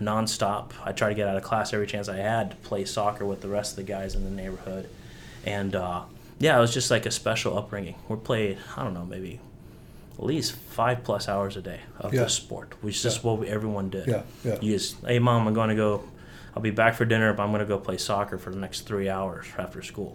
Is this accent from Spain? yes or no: yes; Spain; moved away; also born or lived in Tennessee / North Carolina; I grew up in Spain